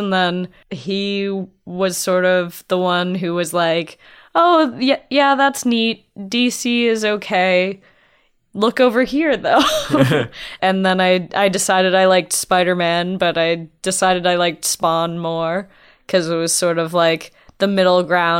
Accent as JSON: {"language": "English", "town": "Windsor", "region": "Ontario", "country": "Canada", "tie": "born or raised there", "said": "I grew up in Windsor, so it's kitty corner to Detroit. So I used to go to NoviCon and all that stuff."}